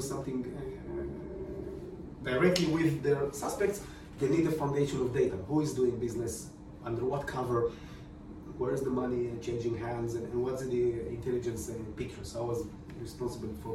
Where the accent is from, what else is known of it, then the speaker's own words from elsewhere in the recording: Israel; moved away as an adult; also born or lived in Romania; now in London, United Kingdom; So when I was 6 years old, we moved to Israel